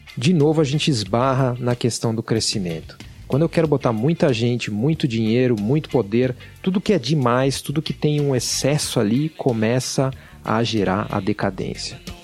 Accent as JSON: {"language": "Portuguese", "region": "São Paulo", "country": "Brazil", "tie": "born or raised there", "said": "na cidade de São Paulo, onde eu cresci"}